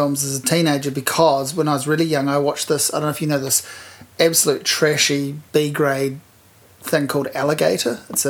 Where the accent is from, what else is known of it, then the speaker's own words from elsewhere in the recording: Hawke's Bay, New Zealand; I'm from Hawke's Bay